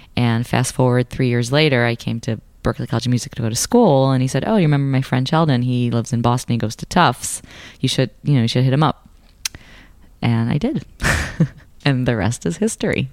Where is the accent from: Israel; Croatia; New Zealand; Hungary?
Israel; moved away as an adult; I was born and raised in Israel. I came here for college.